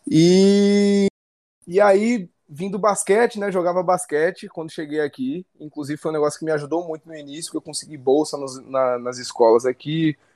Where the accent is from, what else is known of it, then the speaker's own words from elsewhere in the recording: Volta Redonda, Rio de Janeiro, Brazil; born there; accent: mixed; Esse sotaque meu aqui é meio misturado aí. Eu, eu nasci, na verdade, em Volta Redonda, no Rio de Janeiro, mas eu já me mudei 26 vezes desde então.